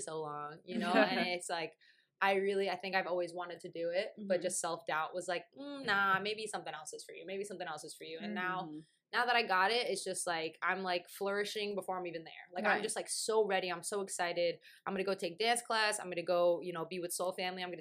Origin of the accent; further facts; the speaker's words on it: New York, United States; I'm from New York